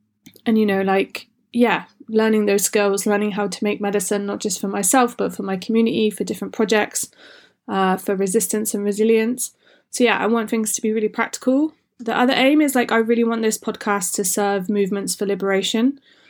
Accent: England, United Kingdom; also born or lived in Wales / Scotland; I grew up in England and Wales and Scotland

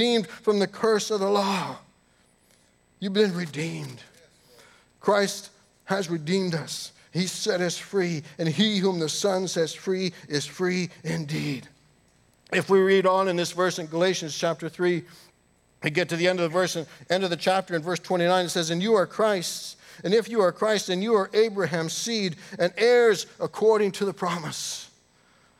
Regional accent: Canada; I grew up in the United Church in Canada

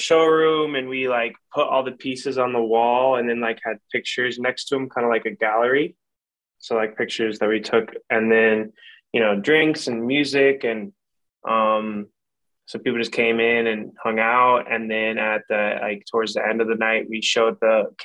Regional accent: Iowa, United States; I was from Iowa

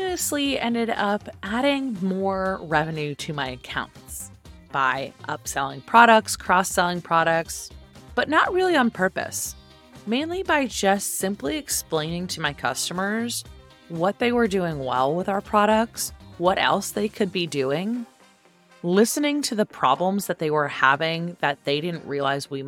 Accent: Silicon Valley, California, United States; moved away as an adult; also born or lived in Atlanta, Georgia; I grew up in Silicon Valley

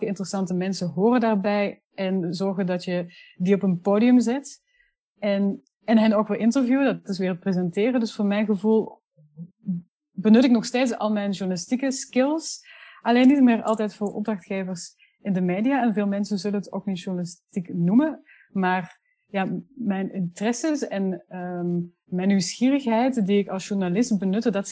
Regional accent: Netherlands; accent: Flemish; now in Brussels, Belgium; ben uh, Nederlandse, maar dat hoor je niet zo heel goed meer, want ik woon al tien jaar in Brussel en ik heb een behoorlijk Vlaams accent gekregen.

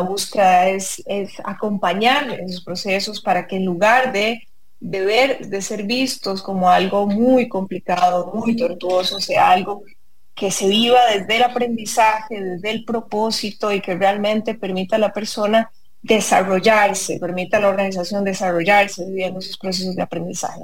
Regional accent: San Ramón, Alajuela, Costa Rica; yo nací y crecí en San Ramón

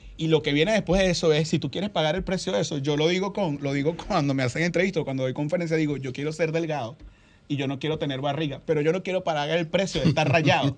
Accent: Venezuela; now in Dominican Republic; en mi país, Venezuela

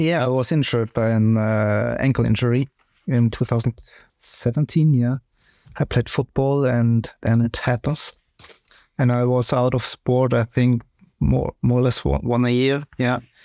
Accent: Ingolstadt, Bavaria, Germany; English is a second language; I'm also from Ingolstadt

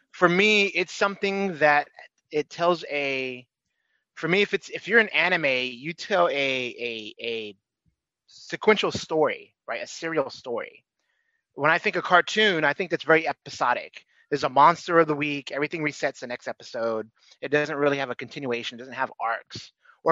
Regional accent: United States; as an American kid

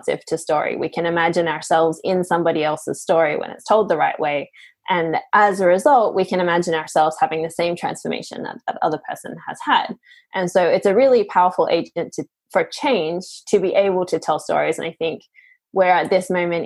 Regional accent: Australia; now in Portugal; I grew up in Australia, but I now live in Portugal

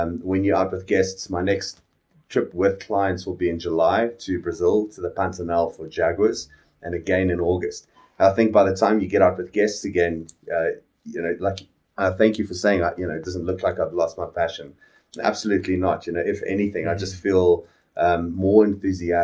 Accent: Phalaborwa, Limpopo, South Africa; born or raised there; now in Johannesburg, South Africa

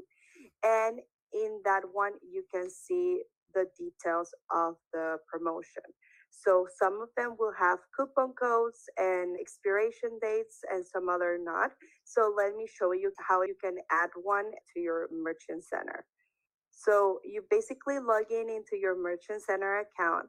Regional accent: Nicaragua; first language Spanish; English is a second language; also born or lived in Taiwan; I'm from Nicaragua, so I speak Spanish

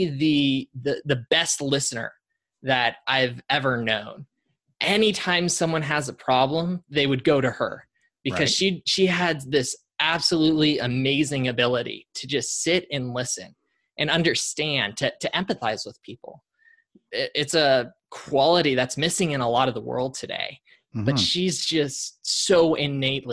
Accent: Colorado, United States; now in Austin, United States; Born and raised in Colorado, but living in Austin.

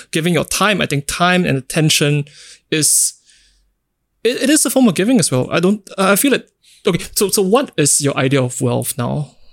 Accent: Singapore; growing up in Singapore

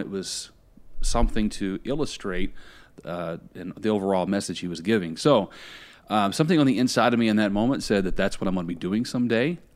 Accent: Indiana, United States; now in Tampa, United States; I grew up in Indiana. That's where I'm originally from. I now live in Tampa, Florida

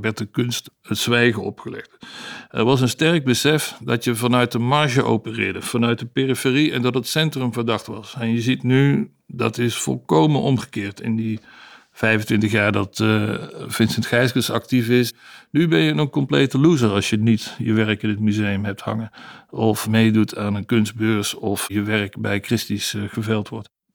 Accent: Amsterdam, North Holland, Netherlands; Ik kom uit Amsterdam

